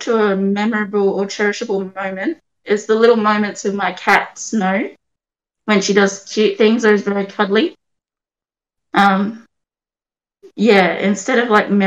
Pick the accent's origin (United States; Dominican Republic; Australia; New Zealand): Australia; Adelaide, South Australia; I'm 28, born and raised in Adelaide